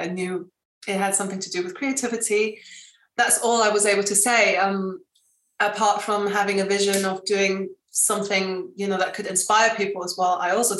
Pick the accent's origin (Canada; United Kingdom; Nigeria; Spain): Spain; obviously growing up in Spain, there my fashion was quite kind of hippie-ish.